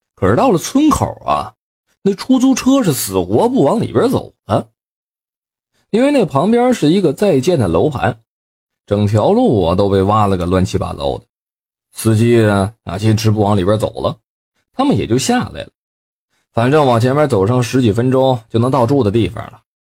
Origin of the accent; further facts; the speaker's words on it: Northeast China, China; 咱们东北话